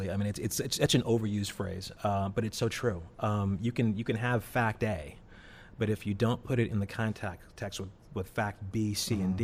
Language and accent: English; St. Louis, Missouri, United States; St. Louis, Missouri. Louis? Very much like Cleveland.